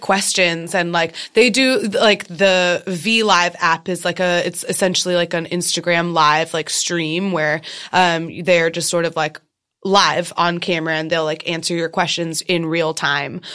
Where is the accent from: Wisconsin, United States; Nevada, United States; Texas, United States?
Texas, United States; Austin; I'm originally from Texas